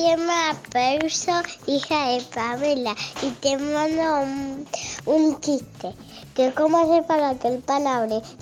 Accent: Exaltación de la Cruz, Buenos Aires Province, Argentina; Soy de Argentina, de Saltación de la Cruz

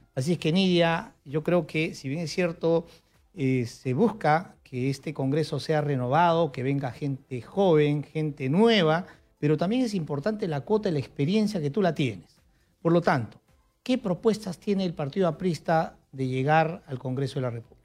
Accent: Huancayo, Junín, Peru; now in Lima, Peru; somos de la misma ciudad de Huancayo

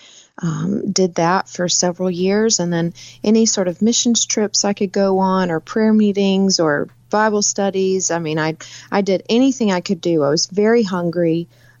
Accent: South Carolina, United States; moved away; also born or lived in California; I actually grew up in South Carolina. I lived in California for 10 years, but my hometown is in South Carolina

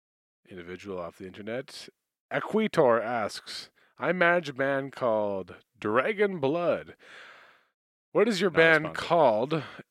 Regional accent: Manitoba, Canada; I come from Canada, in Canada, Manitoba.

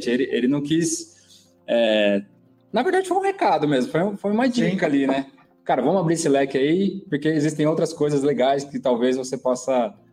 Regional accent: São Paulo, Brazil; also born or lived in São Bernardo do Campo; Não, nasci em São Paulo. Nasceu em São Paulo, capital. São Paulo, capital, isso.

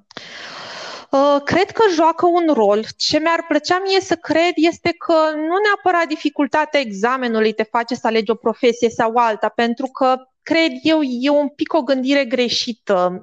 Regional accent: Bacău, Bacău County, Romania; moved away as an adult; now in Bucharest, Romania; eu vin și din Bacău, în provincie

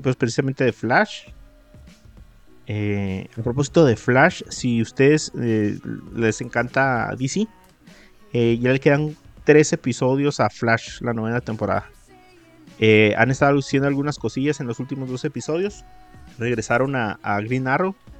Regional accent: Mexico

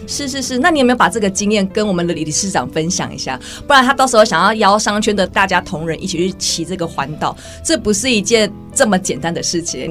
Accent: Taiwan; 我们台湾人

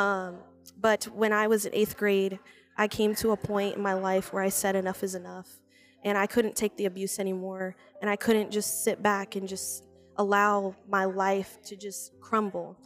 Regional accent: Marshalltown, Iowa, United States; also born or lived in Des Moines; I am from Marshalltown.

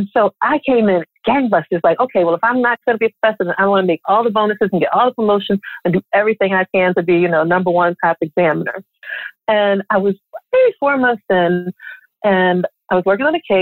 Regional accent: Philadelphia, Pennsylvania, United States; moved away as an adult; When I left Philadelphia and went to FAMU

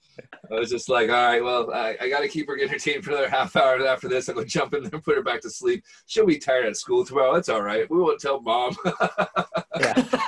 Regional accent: Bellevue, Washington, United States; now in Scotland; growing up in Bellevue

